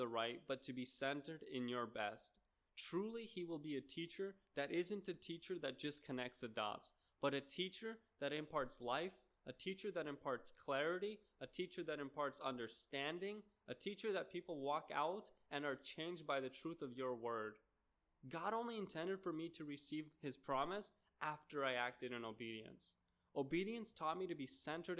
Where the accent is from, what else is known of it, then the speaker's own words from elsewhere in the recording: Seattle, Washington, United States; moved away; I grew up in the Seattle area